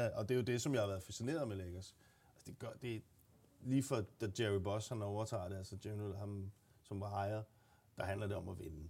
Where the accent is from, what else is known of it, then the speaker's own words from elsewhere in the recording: Gladsaxe, Capital Region of Denmark, Denmark; Jeg er fra Gladsaxe